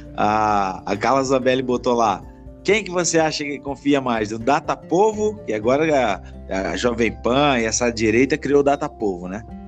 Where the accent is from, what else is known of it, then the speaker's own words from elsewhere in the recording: Petrópolis, Rio de Janeiro, Brazil; quando eu era moleque lá em Petrópolis